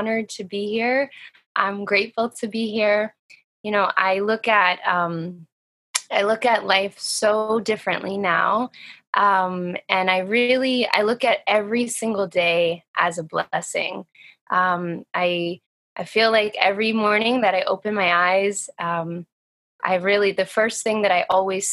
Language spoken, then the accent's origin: English; Atlanta, Georgia, United States; also born or lived in New York City and New Jersey area; now in New York City, United States; I live in the New York City and New Jersey area. Wow. They're right next to each other. And I'm originally from Atlanta, Georgia.